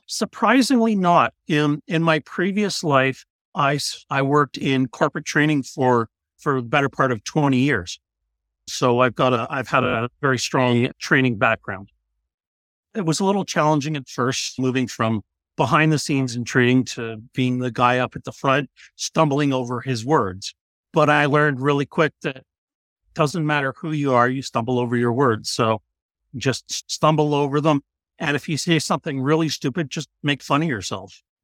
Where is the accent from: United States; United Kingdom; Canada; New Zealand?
Canada; we're Canadian